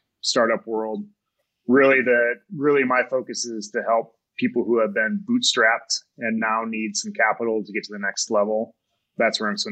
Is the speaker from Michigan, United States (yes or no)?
yes; Kalamazoo, Michigan, United States; now in Colorado, United States; my wife and I both grew up in Southwest Michigan, Kalamazoo